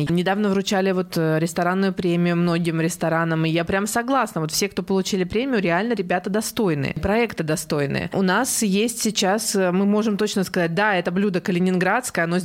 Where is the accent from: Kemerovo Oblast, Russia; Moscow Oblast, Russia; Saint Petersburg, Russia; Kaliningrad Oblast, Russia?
Kaliningrad Oblast, Russia; Kaliningrad; Я местная, местная, да. Да, а, местная. Родилась здесь, выросла здесь и как-то никуда никогда не переезжала.